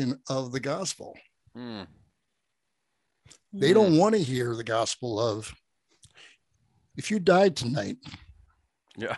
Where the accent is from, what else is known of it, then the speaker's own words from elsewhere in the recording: United States; I'm American